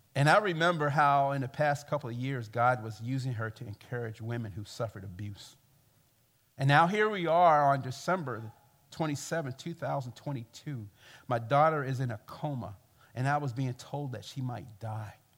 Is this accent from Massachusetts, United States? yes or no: no; Baltimore, Maryland, United States; I come from Baltimore, and I come from the black church experience